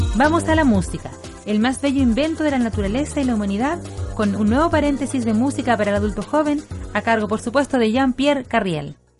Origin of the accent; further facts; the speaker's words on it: Chile; nos toca cumplir como chilenos